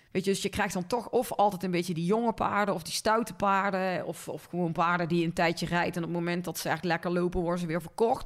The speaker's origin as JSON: {"language": "Dutch", "town": "Linden", "region": "North Brabant", "country": "Netherlands", "tie": "born or raised there", "also_born_or_lived": "Tilburg", "moved": "as an adult", "lives_now": "Weert, Netherlands", "said": "ik ben opgegroeid in Linden. Dat is een piepklein dorpje bij Kuik in de buurt."}